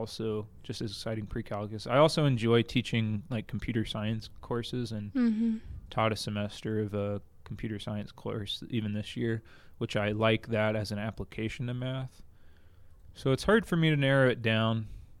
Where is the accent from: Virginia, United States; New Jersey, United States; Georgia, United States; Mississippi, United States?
Georgia, United States; outside of Atlanta; moved away as an adult; also born or lived in Clearwater, Florida; now in Utah, United States; I grew up outside of Atlanta, Georgia, northeast suburbs of Atlanta, and grew up there.